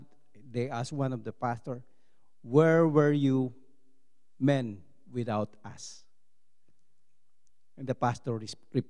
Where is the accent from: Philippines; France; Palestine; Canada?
Philippines; English is a second language; as a Filipino